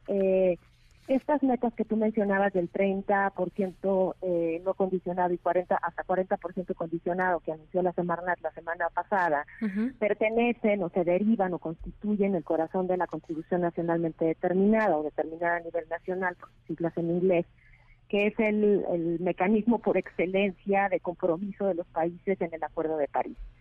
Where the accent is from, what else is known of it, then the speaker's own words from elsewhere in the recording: Mexico; el reto que tenemos como país y el reto que tenemos como mexicanos